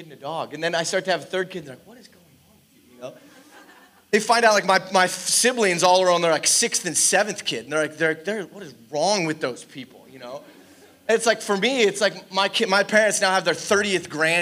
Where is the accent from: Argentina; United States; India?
United States; Lancaster County, Pennsylvania; moved away as an adult; also born or lived in California; I grew up here in Lancaster County